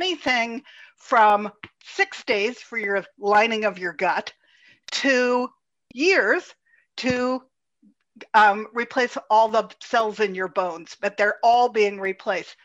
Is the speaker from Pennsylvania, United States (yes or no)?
yes; Pittsburgh, Pennsylvania, United States; I was born in Pittsburgh